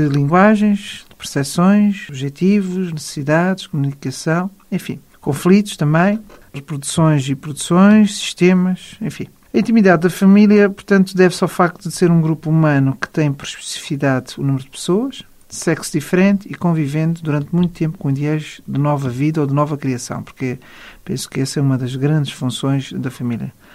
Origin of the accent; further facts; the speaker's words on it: Portugal; todos nós somos portugueses